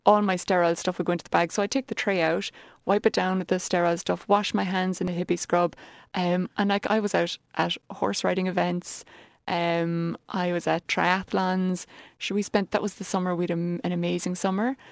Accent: Ballincollig, Munster, Ireland; moved away as an adult; also born or lived in Dublin; I'm from Ballincollig originally

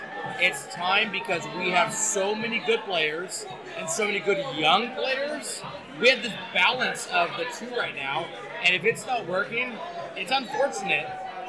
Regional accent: United States; when you're an American. I'm not from England.

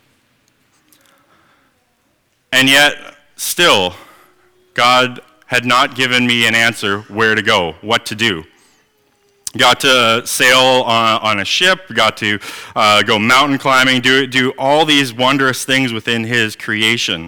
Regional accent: Manitoba, Canada; moved away; I am originally from Manitoba

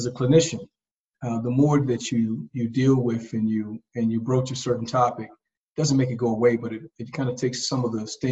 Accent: Augusta, Georgia, United States; moved away; also born or lived in Washington, D.C.; my life growing up in East Augusta, Georgia, affectionately known as the Bottom

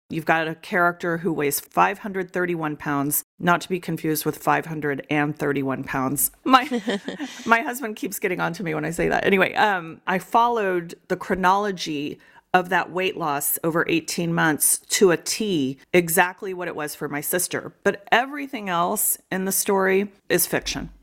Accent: Austin, Texas, United States; moved away as an adult; also born or lived in Dallas, Texas; now in New Hampshire, United States; I grew up in the Austin area mostly

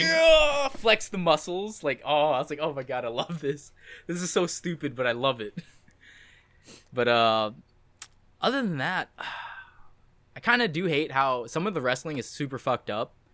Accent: United States; I am also American

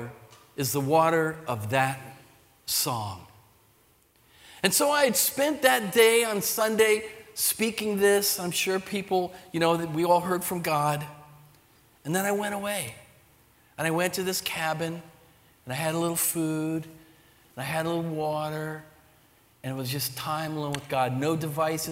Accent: Sea Bright, New Jersey, United States; moved away as an adult; also born or lived in Pennsylvania; I'm a Jersey kid. I grew up in the Jersey Shore near Seabright, Rumson Ferry, in that whole area.

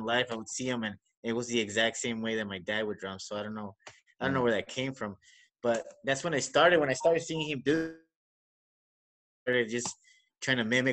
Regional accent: El Paso, Texas, United States; I'm from El Paso, so that's where I had the show. So I had it here in my hometown

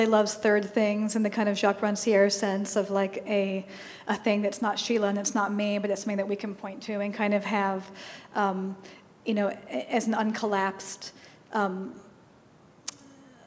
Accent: San Francisco, California, United States; moved away; also born or lived in New York; I grew up in the Haight-Ashbury, and I'd come all the way to New York

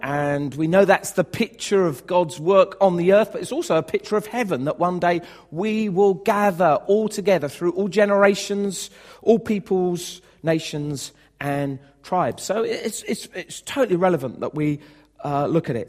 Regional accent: United Kingdom

